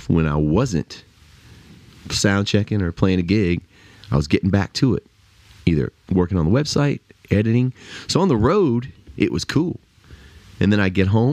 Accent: South Louisiana, United States; moved away as an adult; also born or lived in Lafayette, Louisiana; now in Nashville, United States; growing up in South Louisiana

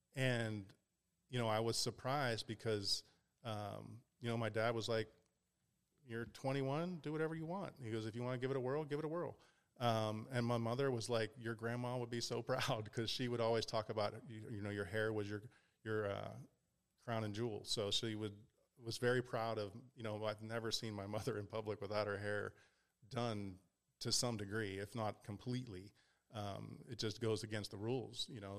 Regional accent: Pittsburgh, Pennsylvania, United States; moved away; also born or lived in Ohio / California / Las Vegas; I grew up in Pittsburgh.

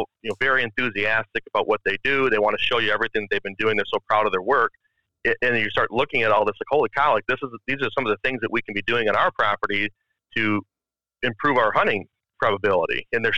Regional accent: Grand Rapids, Michigan, United States; Born and raised, yeah. Okay. I'm from Grand Rapids, Michigan, is where I was born.

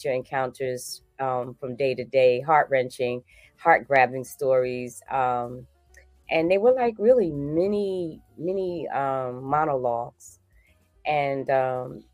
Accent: Newark, New Jersey, United States; I am originally from Newark, New Jersey

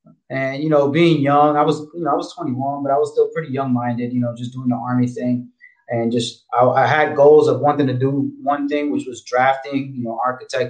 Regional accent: New York City, New York, United States; moved away as an adult; also born or lived in Fort Bragg, North Carolina / Florida; I'm originally from New York. I'm from the Bronx, Puerto Rican

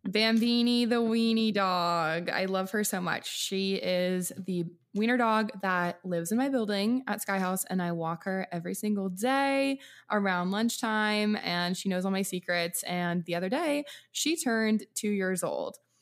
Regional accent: Washington, United States; Washington State.

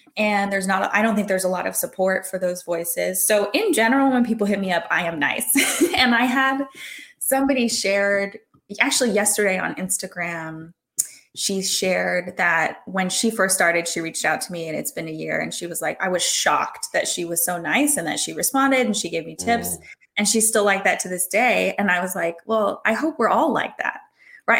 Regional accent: Hawaii, United States; I'm from Hawaii

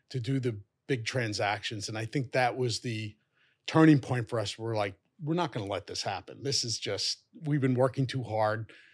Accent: New York City, New York, United States; I was born and raised in Fresh Meadows, Queens.

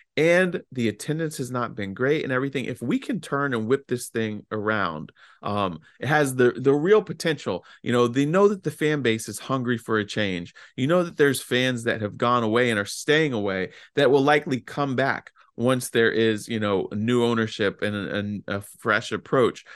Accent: Fauquier County, Virginia, United States; my hometown in Fauquier County

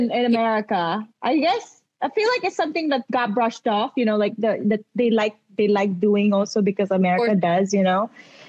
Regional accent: Philippines; accent: Filipino; I speak English but with a Filipino accent.

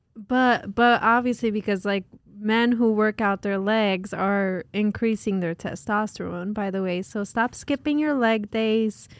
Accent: New Jersey, United States; we're from North Jersey.

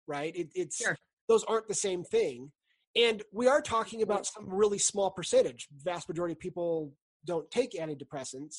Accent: California, United States; now in Utah, United States; I grew up in California

